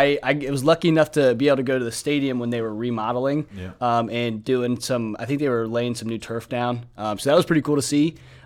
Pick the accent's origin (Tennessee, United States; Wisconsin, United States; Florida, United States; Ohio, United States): Ohio, United States; Heath; moved away; I'm originally from Heath, Ohio, just outside of Columbus.